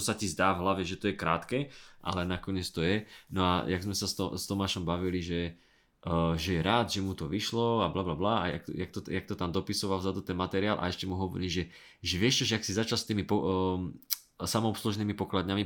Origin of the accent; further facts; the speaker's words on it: Dubnica nad Váhom, Trenčín Region, Slovakia; also born or lived in Bratislava; som bližšie z Bratislavy k Žiline z Dubnice